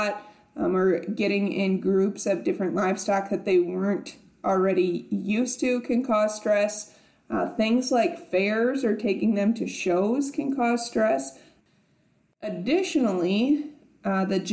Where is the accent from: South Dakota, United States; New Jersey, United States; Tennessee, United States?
South Dakota, United States; now in Nebraska, United States; growing up in South Dakota and now being in Nebraska